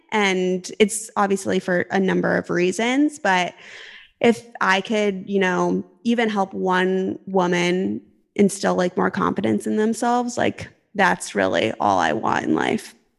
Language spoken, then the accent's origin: English; Arizona, United States; moved away as an adult; also born or lived in California; I'm originally technically from Arizona